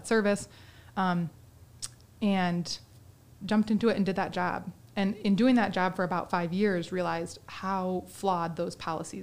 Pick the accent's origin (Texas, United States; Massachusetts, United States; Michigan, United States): Michigan, United States; Vicksburg; I grew up in Vicksburg and in the Vicksburg school system